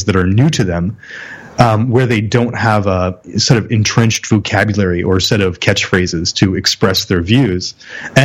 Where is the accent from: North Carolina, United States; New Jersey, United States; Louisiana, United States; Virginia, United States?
New Jersey, United States; near Trenton; I'm actually from the bordering town, but Trenton barely registers